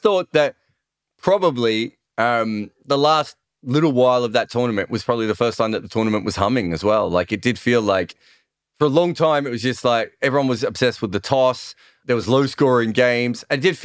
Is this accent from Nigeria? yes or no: no; Australia; an Australian fan